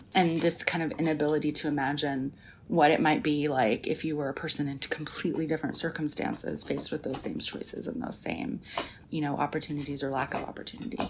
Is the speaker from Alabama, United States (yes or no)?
no; rural Arkansas, United States; moved away; I grew up in this small town in rural Arkansas